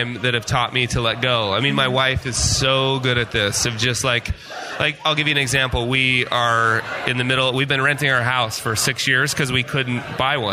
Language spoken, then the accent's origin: English; Utah, United States; also born or lived in Las Vegas / Park City, Utah; I was from Utah